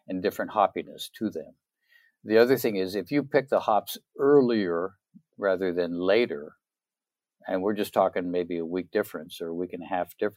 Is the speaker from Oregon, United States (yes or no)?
yes; Oregon, United States; also born or lived in Minnesota; now in Tennessee, United States; I'm from Oregon originally